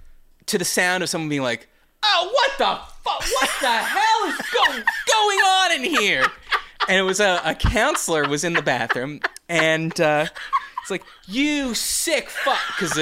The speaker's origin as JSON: {"language": "English", "country": "United States", "said": "I'm an American."}